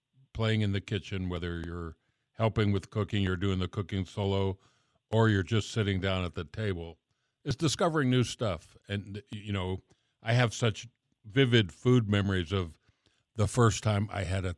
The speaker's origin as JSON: {"language": "English", "town": "Miami", "region": "Florida", "country": "United States", "tie": "born or raised there", "said": "I grew up in South Florida in Miami, South Miami"}